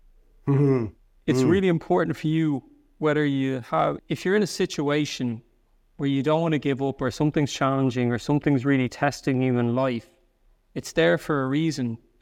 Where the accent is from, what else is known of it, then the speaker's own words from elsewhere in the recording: Ireland; accent: soft Irish; now in Germany; they think I'm from a different part because I have a bit of a softer Irish accent.